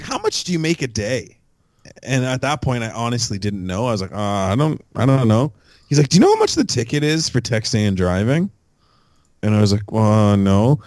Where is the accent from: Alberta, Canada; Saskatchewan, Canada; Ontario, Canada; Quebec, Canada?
Ontario, Canada; Fort Erie; I'm from a town 15 minutes outside the Falls.